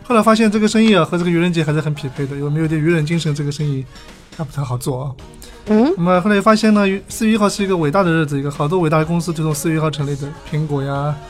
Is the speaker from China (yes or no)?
yes; Anhui, China; moved away as an adult; also born or lived in Shanghai; 从小在安徽长大啊，然后呢。那个到上海读书，